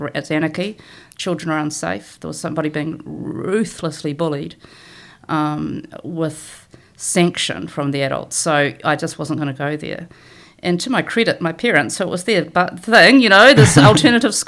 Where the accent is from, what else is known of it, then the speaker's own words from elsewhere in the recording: Christchurch, Canterbury, New Zealand; I grew up in Christchurch. I grew up in Port Hills Road with the hills at my back